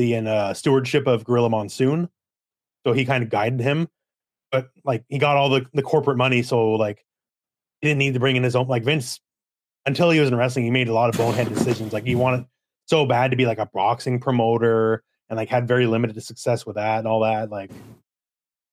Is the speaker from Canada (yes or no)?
yes; Canada; I'm Canadian myself